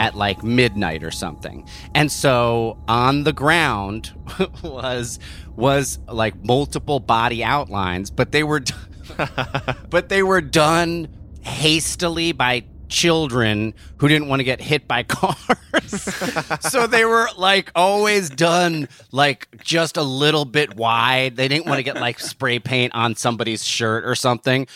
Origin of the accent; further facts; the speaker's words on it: New Jersey, United States; where I grew up in New Jersey